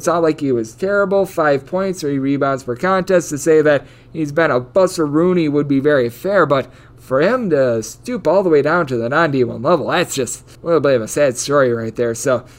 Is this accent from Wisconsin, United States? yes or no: yes; Wisconsin, United States; moved away; my home state